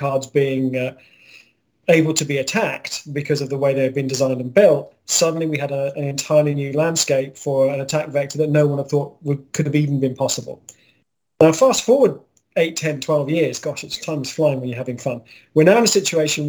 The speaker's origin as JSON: {"language": "English", "region": "Scotland", "country": "United Kingdom", "moved": "yes", "lives_now": "Texas, United States", "said": "I'm Scottish"}